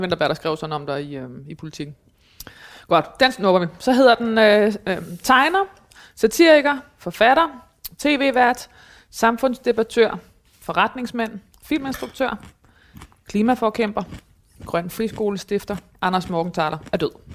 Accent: Thy, North Denmark Region, Denmark; jeg kommer jo fra Thy, som er lige ved siden af Mors

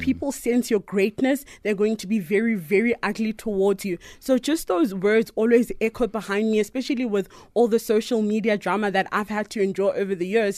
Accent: Potchefstroom, North West, South Africa; growing up in Potch was super awesome. I really, really enjoyed living with my grandmother

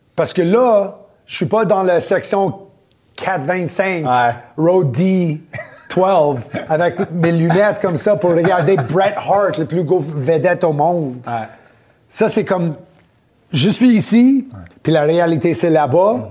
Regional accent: Laval, Quebec, Canada; also born or lived in Montreal / Orlando; né, à Montréal, à cartierville Ville-Saint-Laurent, quand j'étais jeune. On a déménagé à Laval. J'étais là pour euh, la plupart de mon, ma jeunesse

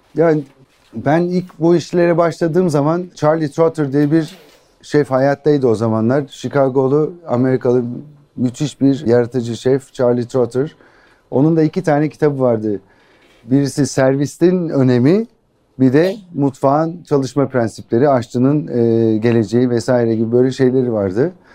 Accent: Ankara, Turkey; Ankara doğumluyum.

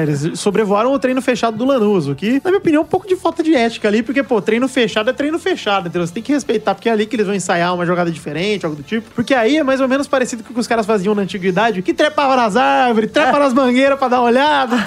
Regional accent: Araraquara, São Paulo, Brazil; eu mesmo sou de Araraquara

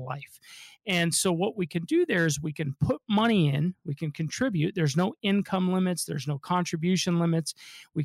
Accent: Denver, Colorado, United States; I'm a local guy, born and raised in Denver.

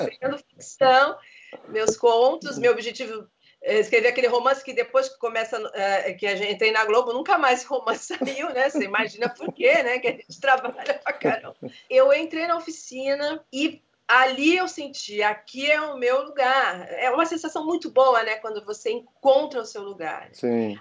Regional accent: Rio de Janeiro, Brazil; also born or lived in Engenho de Dentro, Rio de Janeiro; nasci em Vila Isabel, com 12 anos, meu pai foi pro Engenho de Dentro

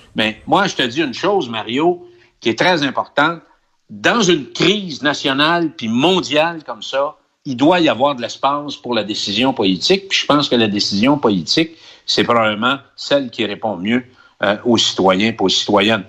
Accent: Quebec, Canada; now in Chile; chez nous

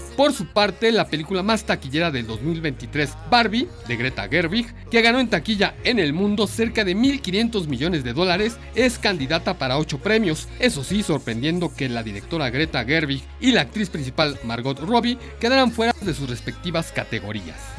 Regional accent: Mexico; nosotros como mexicanos

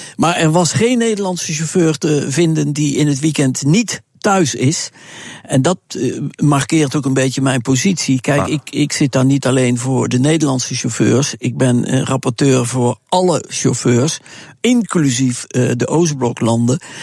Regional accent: Netherlands; als Nederlander

